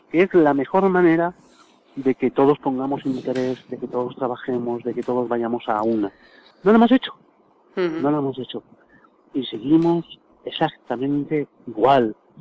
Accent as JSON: {"language": "Spanish", "country": "Spain", "said": "sí somos españoles"}